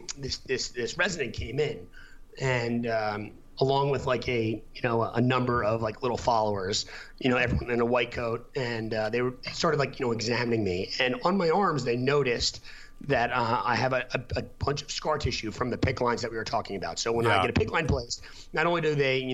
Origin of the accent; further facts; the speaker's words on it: United States; moved away as an adult; also born or lived in Boston; I'm from New York originally